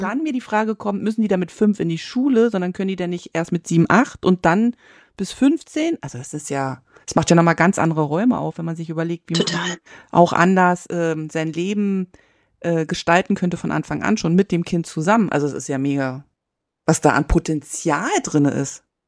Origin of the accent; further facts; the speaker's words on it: East Germany, Germany; moved away; ich bin ja in der DDR aufgewachsen